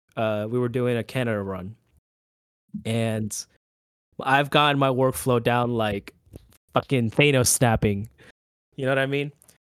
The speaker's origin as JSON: {"language": "English", "town": "Orlando", "region": "Florida", "country": "United States", "said": "So I I am from Orlando, but I make the drive to Tampa, like, every week just to shoot a band here and there."}